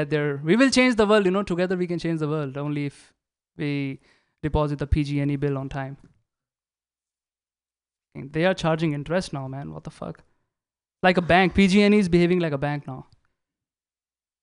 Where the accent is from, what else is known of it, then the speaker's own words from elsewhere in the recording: India; now in United States; I'm from India